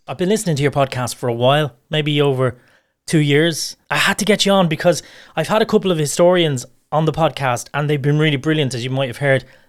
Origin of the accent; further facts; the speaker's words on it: Dublin, Leinster, Ireland; I was born and raised in Ballyfermot.